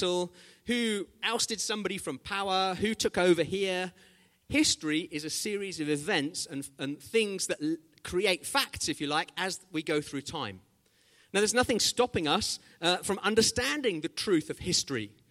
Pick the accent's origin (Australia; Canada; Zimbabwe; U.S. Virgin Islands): Zimbabwe; When I was growing up in Zimbabwe